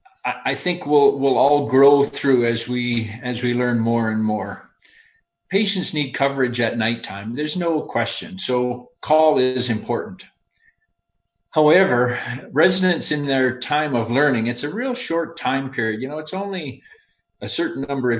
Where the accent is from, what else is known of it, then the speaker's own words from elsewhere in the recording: Alberta, Canada; I'm actually sitting right now on the family farm where I grew up, just about 10 miles west of Calgary.